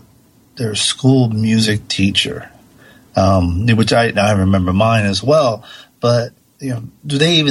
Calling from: Santa Monica, California, United States; I'm calling from Santa Monica

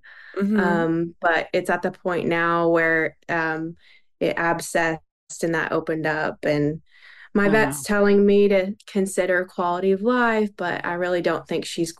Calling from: Fort Smith, Arkansas, United States; I'm calling from Fort Smith, Arkansas.

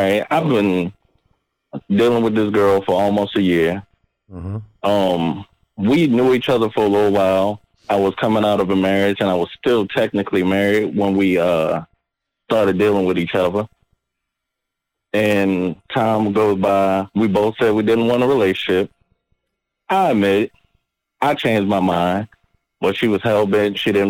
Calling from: Virginia, United States; I'm …. I'm from Virginia.

